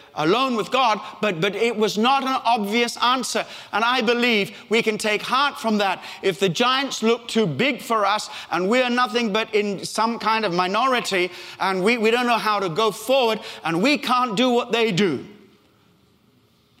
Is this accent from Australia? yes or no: yes; Australia; accent: Australian; moved away; also born or lived in Africa; I was born in Africa, brought up in Australia